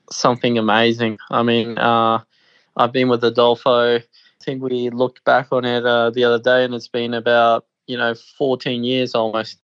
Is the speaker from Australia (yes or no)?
yes; Australia; born there; I was born in Australia. I I really have always felt Australian